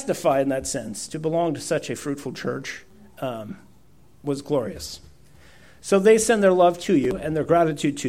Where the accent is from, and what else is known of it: Poland; first language Polish; English is a second language; moved away